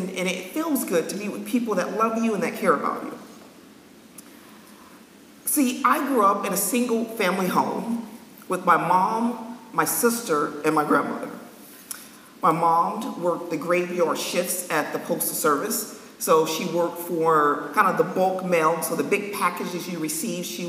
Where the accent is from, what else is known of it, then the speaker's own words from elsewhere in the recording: Los Angeles, California, United States; moved away as an adult; now in New England, United States; I was born and raised in California, Los Angeles